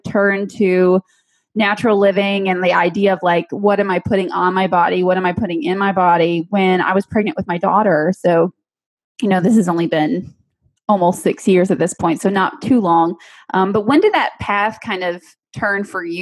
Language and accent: English; Michigan, United States; I was actually born and raised in Michigan